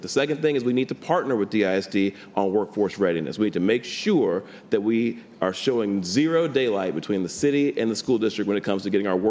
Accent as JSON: {"language": "English", "town": "Dallas", "region": "Texas", "country": "United States", "tie": "born or raised there", "said": "I was born and raised in some very tough circumstances. I grew up in West Dallas, one of the toughest parts of the city."}